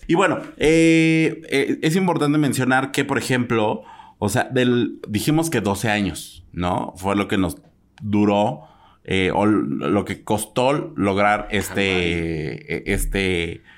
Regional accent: Mexico

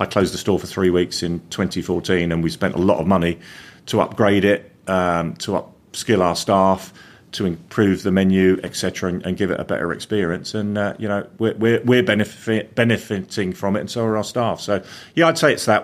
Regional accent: London, United Kingdom; moved away as an adult; also born or lived in North West England; now in Coventry, United Kingdom; I'm not from Coventry. I'm originally from London

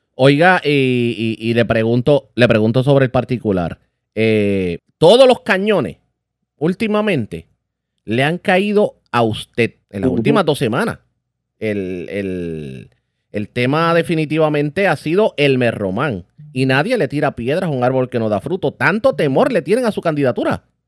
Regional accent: Puerto Rico; nosotros como puertorriqueños

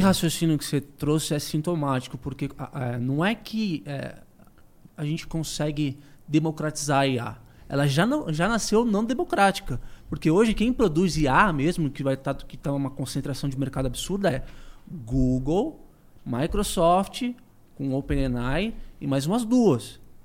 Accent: Brazil; eu, como brasileiro

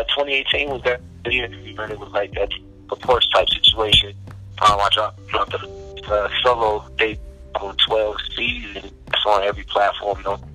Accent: Philadelphia, Pennsylvania, United States; also born or lived in Denver; Yeah, Philadelphia, PD. For me, crazy thing is, like, I was born in Denver. In a whole family, my mom was in Philly. So I moved a lot.

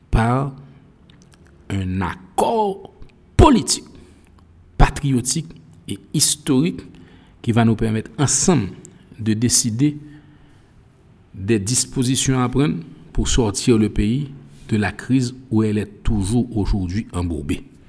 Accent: Haiti

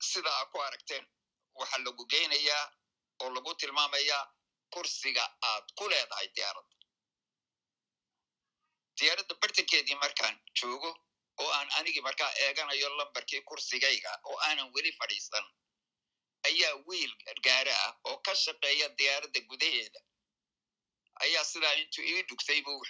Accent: Aden, Yemen; moved away as an adult; also born or lived in London; anigu asal ahaan siciidaan reer cadmeed baan ahaa yani micna waxa dadka cadan ku koray ku barbaaray wax ku bartay ka shaqeeyey ee ilaa intaan dhowr iyo labaatan jir noqonayay halkaasaan joogay cadan aabahay waa reer cadmeed

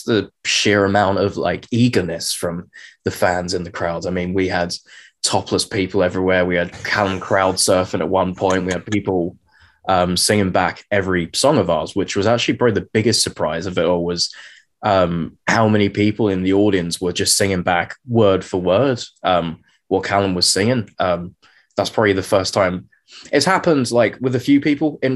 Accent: Brentwood, East of England, United Kingdom; I'm currently zooming in from my parents' house in Brentwood in Essex. I say it's my parents' house. I've actually been living here for about 20 years.

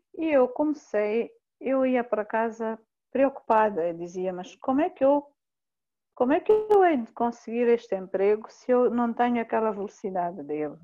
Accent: southern Mozambique, Mozambique; also born or lived in Inhambane / Australia; eu sou moçambicana, nasci em, em que é uma província aqui do sul de Moçambique

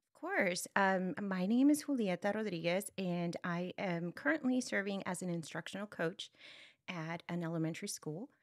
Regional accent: Brownsville, Texas, United States; I come from, uh, Brownsville, Texas, it's in South Texas, and, um, it's a border town

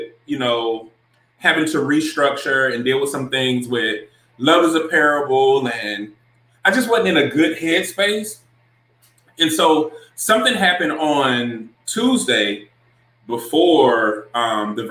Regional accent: Augusta, Georgia, United States; from my hometown

